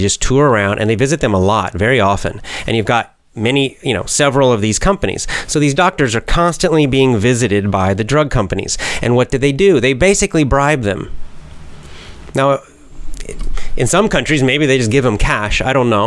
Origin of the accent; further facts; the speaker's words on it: Georgia, United States; my home state of Georgia